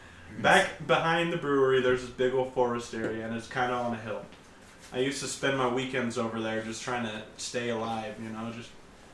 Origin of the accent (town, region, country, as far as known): Eureka, California, United States; born or raised there